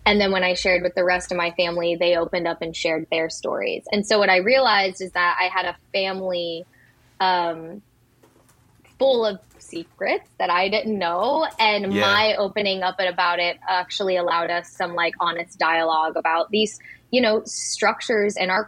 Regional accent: Hollister, Missouri, United States; now in New York, United States; Canicook is in my hometown. I grew up in Branson/Hollister, Missouri

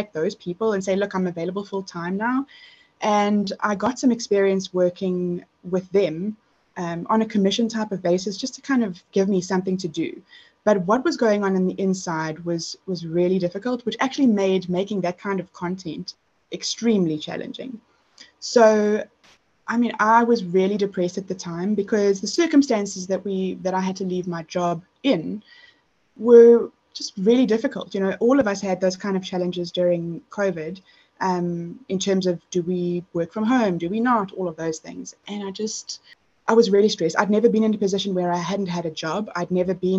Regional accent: South Africa; I'm South African

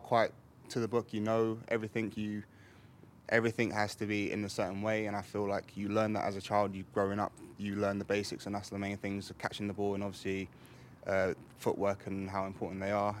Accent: England, United Kingdom; born or raised there

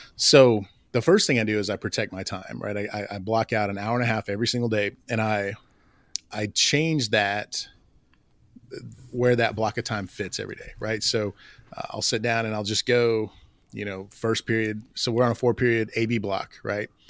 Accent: Oklahoma, United States; I grew up in Oklahoma

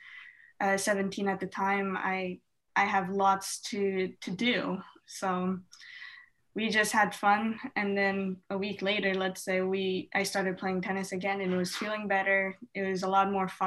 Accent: Canada; us Canadians

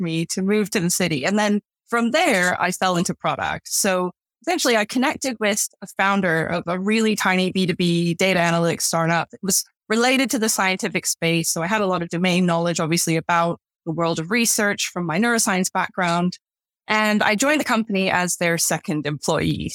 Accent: Canada; moved away as an adult; now in London, United Kingdom; I was born and raised in Canada

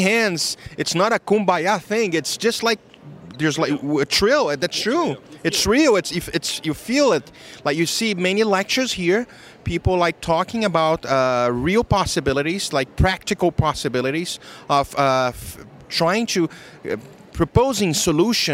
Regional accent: Rio de Janeiro, Brazil; moved away as an adult; now in Miami, United States; I am originally from Brazil, Rio de Janeiro, but I live in the United States for 18 years, about 18 years. I live in Miami

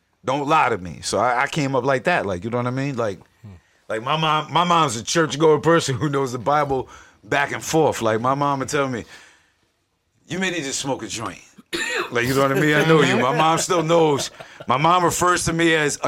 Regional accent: Yonkers, New York, United States; I'm from South Side of Yonkers, New York

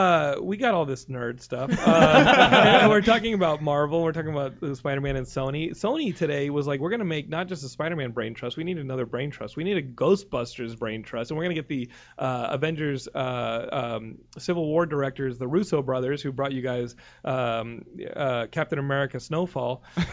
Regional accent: San Diego, California, United States; born there; I was born in San Diego.

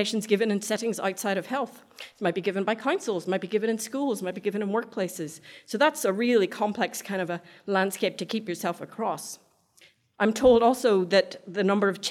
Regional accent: Ireland; now in Australia; I'm Irish, so I speak really fast

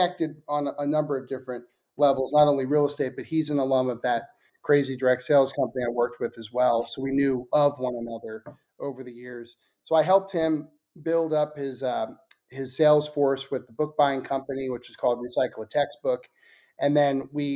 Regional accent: Philadelphia, Pennsylvania, United States; now in Nashville, United States; we grew up together in Philadelphia

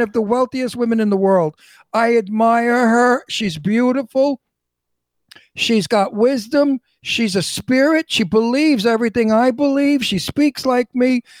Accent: New York City, New York, United States; I'm from Brooklyn. Brooklyn is right. a tough tough neighborhood, tough people.

